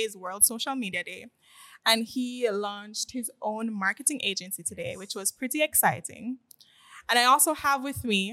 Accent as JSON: {"language": "English", "town": "Montego Bay", "region": "Saint James", "country": "Jamaica", "moved": "yes", "lives_now": "Kingston, Jamaica", "said": "I'm not from here. I mean, Kingston. I'm originally from Montego Bay. And, again, I was forced to move here"}